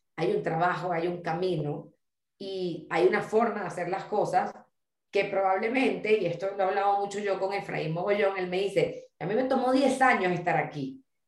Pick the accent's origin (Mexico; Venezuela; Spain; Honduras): Venezuela; quienes somos de Venezuela